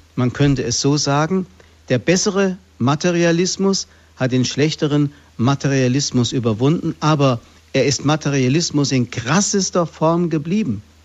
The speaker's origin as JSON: {"language": "German", "town": "Fulda", "region": "Hesse", "country": "Germany", "tie": "born or raised there", "said": "in Fulda, hier in meiner Heimatstadt"}